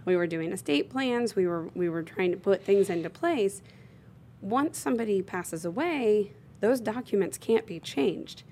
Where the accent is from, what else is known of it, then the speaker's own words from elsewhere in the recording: Bloomington, Indiana, United States; I'm from born and raised in Bloomington, Indiana